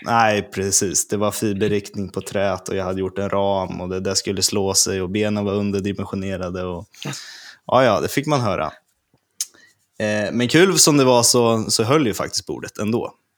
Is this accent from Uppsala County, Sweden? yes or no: no; Örebro, Örebro County, Sweden; jag är ju från Örebro